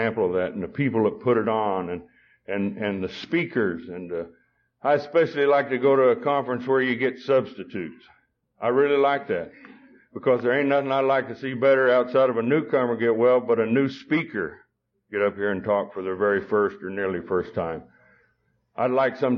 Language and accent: English; Beaver, Oklahoma, United States; also born or lived in Perryton, Texas; Beaver, Oklahoma, which is where I come from, grew up in. I wasn't born in Oklahoma